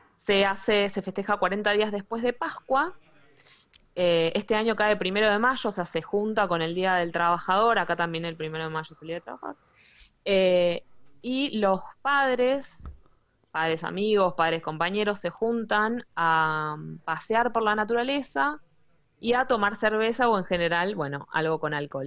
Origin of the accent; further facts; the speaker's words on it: Argentina; now in Germany; nosotros como argentinos